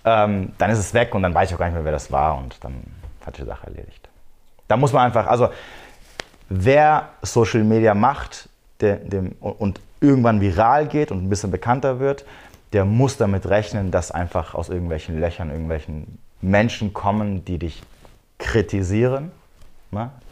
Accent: near Frankfurt am Main, Hesse, Germany; ich komme aus, äh, aus der Nähe vom schönen äh, Frankfurt am Main.

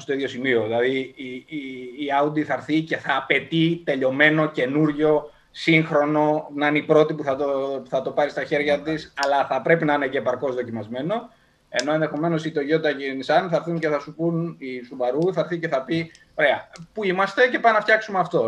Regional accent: Larissa, Thessaly, Greece; moved away as an adult; Ξεκίνησα λοιπόν από τη Λάρισα πριν από περίπου 36 χρόνια.

